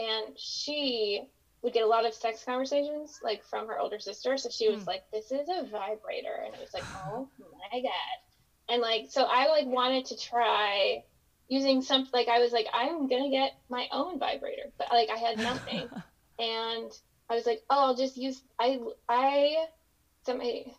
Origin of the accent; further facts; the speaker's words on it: Pennsylvania, United States; moved away; I grew up in Pennsylvania